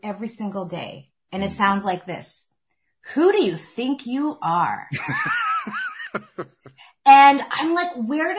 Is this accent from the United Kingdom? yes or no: no; Canada; I was born in Canada